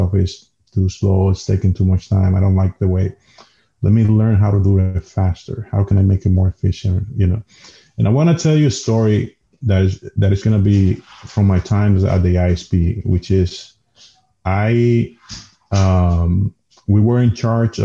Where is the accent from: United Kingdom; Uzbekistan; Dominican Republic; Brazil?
Dominican Republic; first language Spanish; English is a second language; moved away as an adult; now in United States; I come from Dominican Republic. I'm Latino.